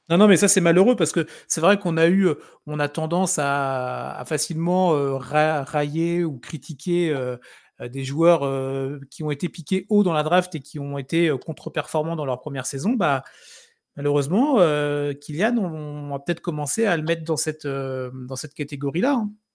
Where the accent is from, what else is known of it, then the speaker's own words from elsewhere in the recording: France; on est français